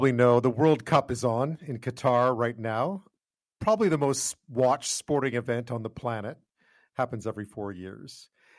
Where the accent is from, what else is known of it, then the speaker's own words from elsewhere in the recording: Quebec, Canada; moved away; I grew up in Quebec.